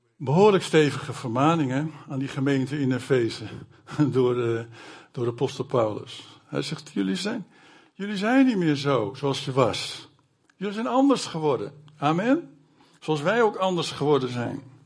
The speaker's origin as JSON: {"language": "Dutch", "town": "Alkmaar", "region": "North Holland", "country": "Netherlands", "moved": "yes", "lives_now": "Zutphen, Netherlands", "said": "Ik kom zelf vroeger uit Alkmaar, waar al 25 jaar lang een AZC was"}